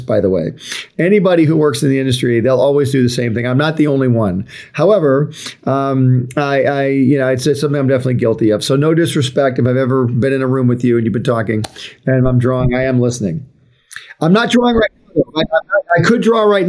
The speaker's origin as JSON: {"language": "English", "town": "Highland Park", "region": "Michigan", "country": "United States", "tie": "born or raised there", "said": "I was born in Highland Park, Michigan, which is near Detroit"}